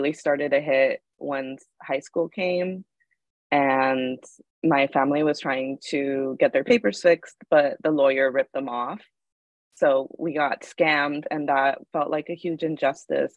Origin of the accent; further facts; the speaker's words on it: San Gabriel Valley, California, United States; also born or lived in Mérida, Yucatán, Mexico; I'm from Mérida, Yucatan, Mexico, but I grew up in 2001 onward in the San Gabriel Valley in California